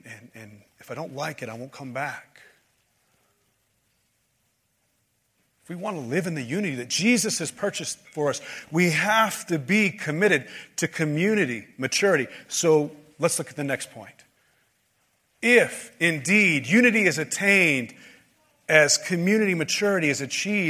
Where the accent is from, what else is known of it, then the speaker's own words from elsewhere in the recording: United States; we as American Christian evangelicals